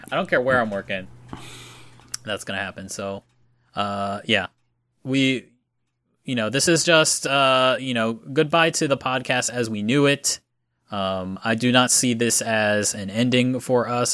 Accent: Florida, United States; moved away as an adult; now in Japan; I'm from Florida

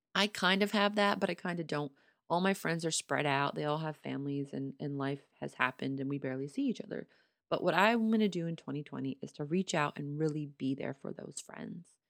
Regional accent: Pittsburgh, Pennsylvania, United States; moved away

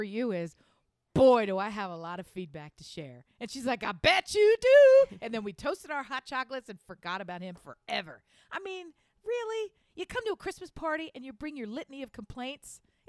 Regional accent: Wilmington, Delaware, United States; also born or lived in Philadelphia; But even in the very small community that I grew up in basically just outside Southeast Philadelphia, Northern Wilmington area, there it was so...

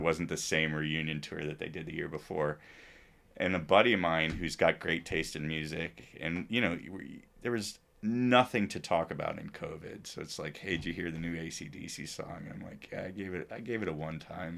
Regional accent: Princeton, New Jersey, United States; also born or lived in New York City; I'm a kid from New Jersey

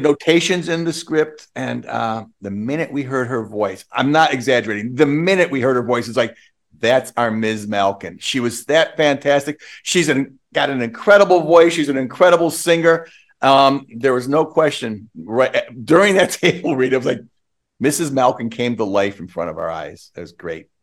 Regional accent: Western New York, United States; I'm from Western New York

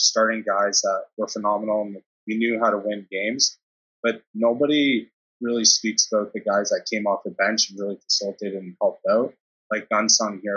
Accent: Brooklin, Ontario, Canada; moved away as an adult; also born or lived in Germany; I grew up in Brooklyn. And the elementary school I went to, in terms of Ontario, especially Durham

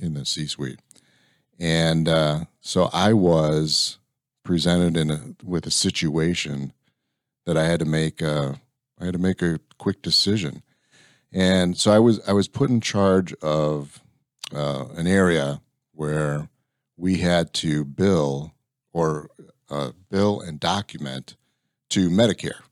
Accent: Lansing, Illinois, United States; moved away as an adult; also born or lived in Valparaiso, Indiana; now in Texas, United States; So I grew up on the south side of Chicago

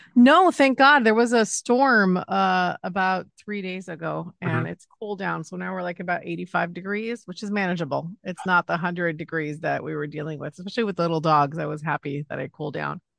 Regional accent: Los Angeles, California, United States; also born or lived in Chicago; I grew up in Los Angeles

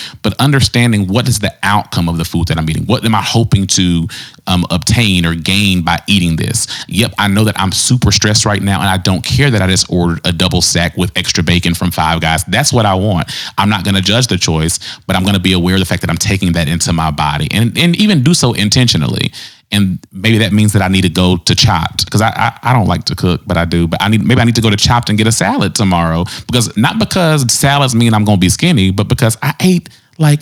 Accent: the South, United States; I was raised in the South

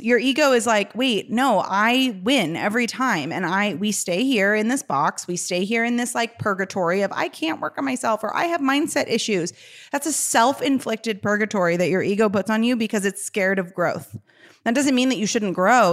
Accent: Chicago, Illinois, United States; I'm from Chicago.

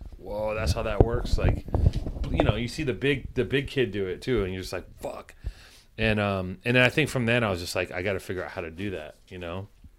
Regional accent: Los Angeles, California, United States; I grew up in Venice.

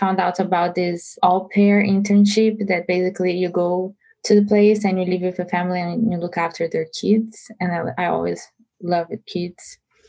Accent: Brazil; moved away as an adult; also born or lived in San Francisco Bay Area, United States; now in United States; I'm Brazilian and I was born and raised in Brazil until 21 years old.

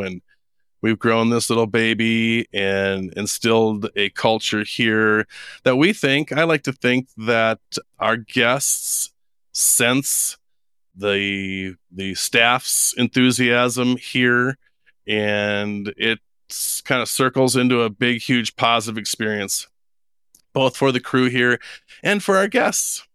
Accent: Minneapolis, Minnesota, United States; moved away as an adult; also born or lived in Wisconsin / Jackson Hole, Wyoming; now in Idaho, United States; I was born and raised in Minneapolis, Minnesota.

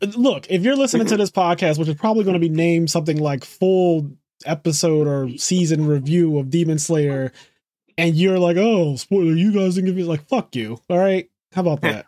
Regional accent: United States; I'm Amer-, I'm American. We speak American here

